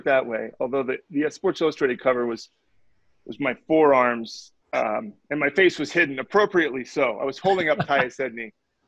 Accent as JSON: {"language": "English", "region": "Indiana", "country": "United States", "tie": "born or raised there", "said": "I went to Purdue. I grew up in Indiana."}